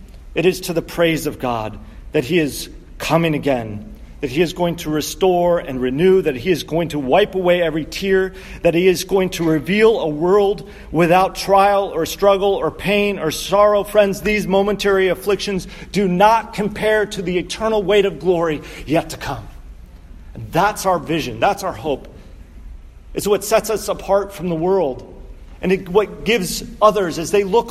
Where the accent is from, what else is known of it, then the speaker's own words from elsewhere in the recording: Connecticut, United States; also born or lived in Pittsburgh; my home state of Connecticut